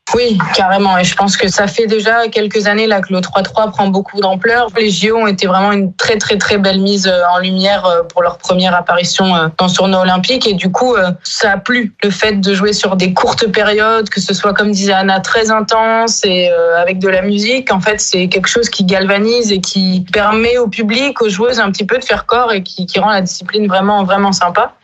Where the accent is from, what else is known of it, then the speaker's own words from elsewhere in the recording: Basque Country, Nouvelle-Aquitaine, France; moved away as an adult; also born or lived in Paris / Mont-de-Marsan / Lille; now in Brittany, France; je suis originaire de Paris, mais je me considère quand même plus euh, basque de naissance. Je suis arrivée très très tôt dans le Pays basque